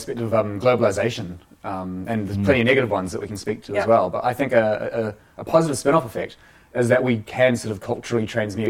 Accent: New Zealand; why I, as a Kiwi, am really passionate about being a Kiwi

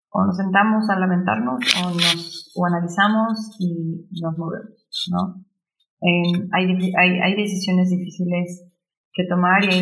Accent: Mexico; also born or lived in Germany; solo trabajando juntos como mexicanos realmente podemos hacer un cambio, ¿no? Este, yo sí, ahorita estoy en Alemania, pero después me regreso en dos semanas

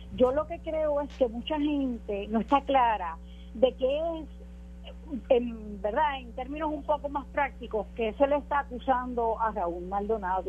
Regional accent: Puerto Rico; como puertorriqueña ciudadana

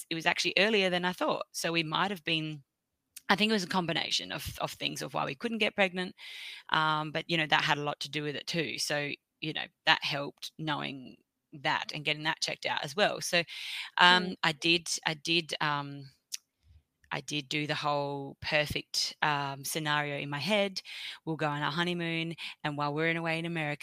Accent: Australia; I'm from Australia

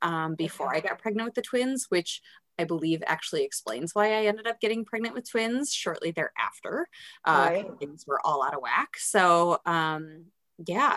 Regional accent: Madison, Wisconsin, United States; now in Minnesota, United States; I was born and raised in the Midwest. So born in Madison, Wisconsin, and then moved to Minnesota for school and never left

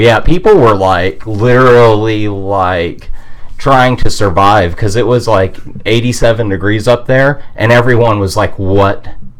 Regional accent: Alpena, Michigan, United States; moved away; The part where I'm from is Alpena

